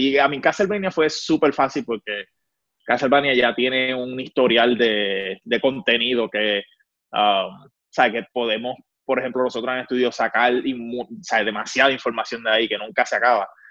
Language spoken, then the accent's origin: Spanish; Puerto Rico; obviamente soy puertorriqueño